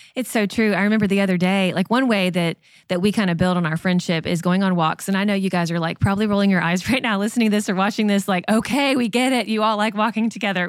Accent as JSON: {"language": "English", "town": "Lexington", "region": "Kentucky", "country": "United States", "tie": "born or raised there", "said": "I grew up in Lexington, Kentucky, home of the U K Wildcats"}